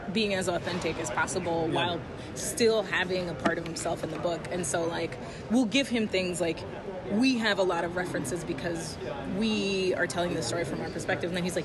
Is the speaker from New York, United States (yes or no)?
yes; New York City, New York, United States; I grew up in the Lower East Side